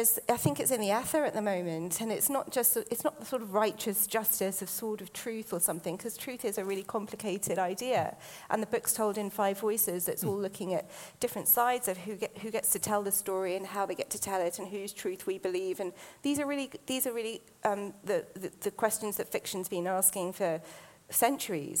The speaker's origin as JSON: {"language": "English", "country": "United Kingdom", "said": "I'm British Asian"}